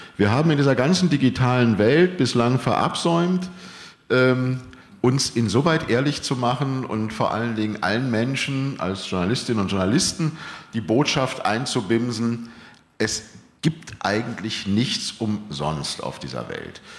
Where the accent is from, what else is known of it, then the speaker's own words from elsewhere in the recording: Germany; sind wir Deutsche